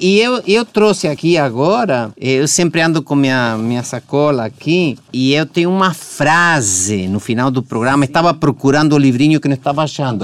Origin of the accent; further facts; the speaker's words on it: Argentina; now in Brazil; Argentina, da minha terra